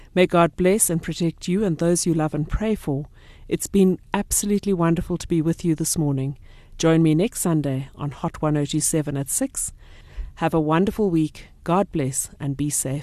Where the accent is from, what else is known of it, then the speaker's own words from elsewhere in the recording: Port Elizabeth, Eastern Cape, South Africa; now in North Riding, South Africa; I come from Port Elizabeth